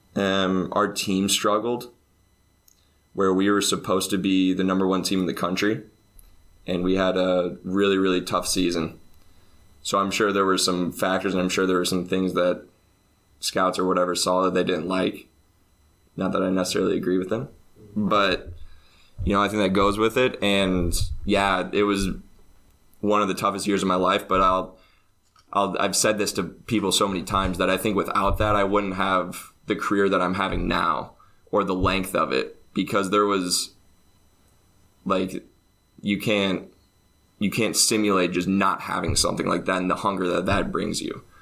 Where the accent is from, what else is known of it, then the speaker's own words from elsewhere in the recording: Champaign, Illinois, United States; moved away as an adult; now in Finland; I'm from Champaign, Illinois. That's about two hours south of Chicago. So there's eighty thousand people ish